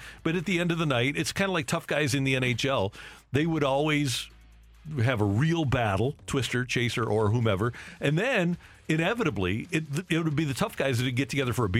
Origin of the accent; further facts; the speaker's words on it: St. Louis, Missouri, United States; in St. Louis, and you know growing up here, we love our guys.